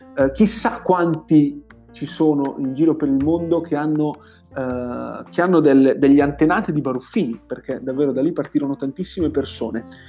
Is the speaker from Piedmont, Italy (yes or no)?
no; Tirano, Lombardy, Italy; la mia città natale, ovvero Tirano